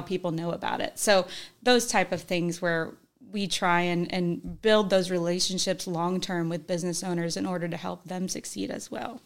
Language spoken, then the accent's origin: English; Northern Kentucky, United States; also born or lived in Illinois; we went to high school up in Northern Kentucky